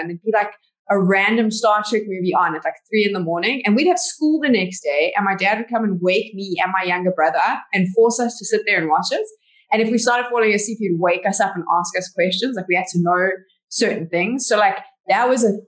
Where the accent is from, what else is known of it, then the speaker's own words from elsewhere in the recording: Johannesburg, Gauteng, South Africa; I was born and bred in Johannesburg